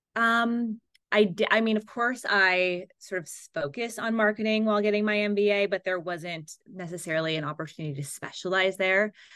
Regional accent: Seal Beach, California, United States; I grew up in Southern California in a little beach town called Seal Beach.

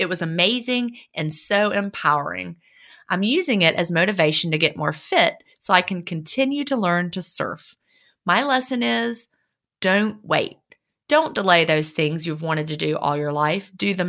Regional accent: San Diego, California, United States; I grew up in San Diego, California, and I have always loved the ocean.

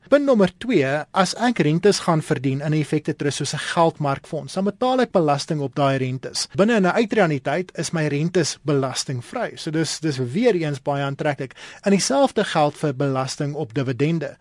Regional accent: South Africa

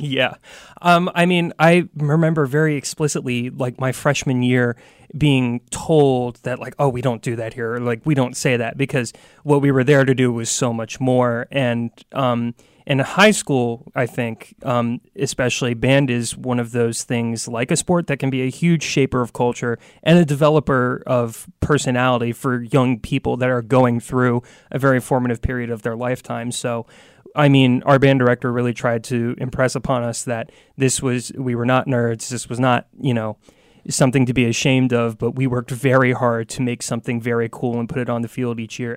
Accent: Virginia Beach, Virginia, United States; I'm from Virginia Beach

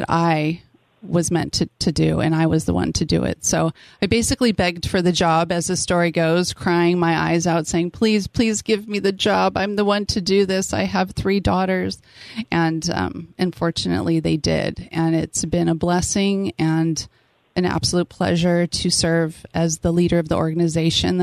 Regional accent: San Diego, California, United States; now in Temecula, United States; I was born and raised in San Diego and went to San Diego State, go Aztecs. Moved to Temecula with my young family

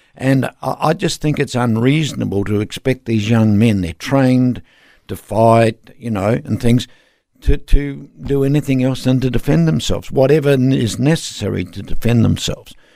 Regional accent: Darwin, Northern Territory, Australia; I'm from Darwin

